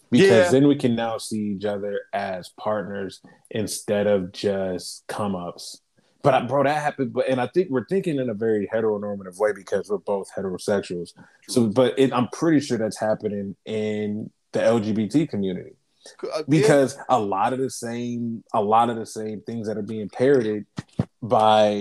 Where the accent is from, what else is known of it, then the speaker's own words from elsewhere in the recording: Columbus, Ohio, United States; we're from Columbus.